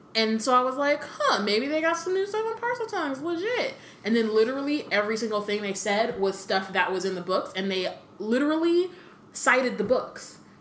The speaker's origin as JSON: {"language": "English", "country": "United States", "said": "When like we're American"}